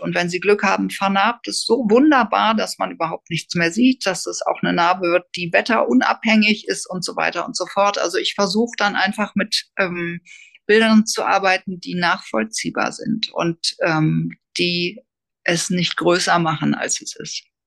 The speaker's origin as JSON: {"language": "German", "region": "Hamburg", "country": "Germany", "moved": "yes", "said": "eigentlich komme ich aus Hamburg, bin ich dann auch wieder in Hamburg gelandet"}